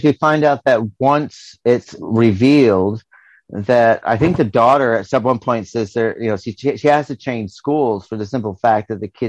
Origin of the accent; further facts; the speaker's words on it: the North, United States; we come from the North